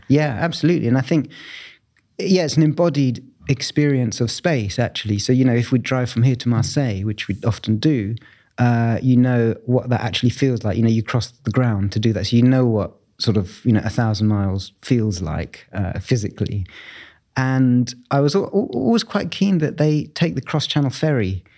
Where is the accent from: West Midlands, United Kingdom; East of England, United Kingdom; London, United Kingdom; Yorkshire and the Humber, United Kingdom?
London, United Kingdom; Bromley; I grew up in southeast London in Bromley, um, which is where I was born